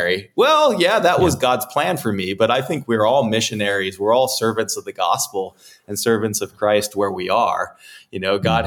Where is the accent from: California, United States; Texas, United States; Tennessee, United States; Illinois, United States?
California, United States; being a young man growing up in California